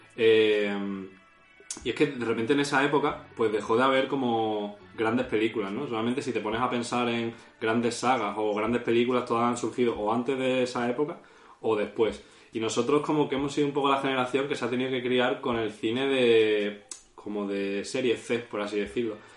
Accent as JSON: {"language": "Spanish", "town": "Málaga", "region": "Andalusia", "country": "Spain", "said": "aquí somos todos de Málaga"}